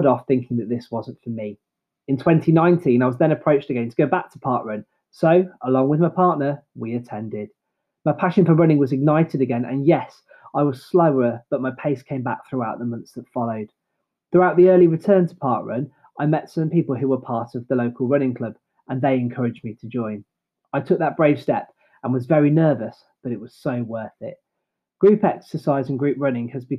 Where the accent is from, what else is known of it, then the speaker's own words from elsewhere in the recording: Droitwich, West Midlands, United Kingdom; a fellow member of my local running club, Droitwich AC.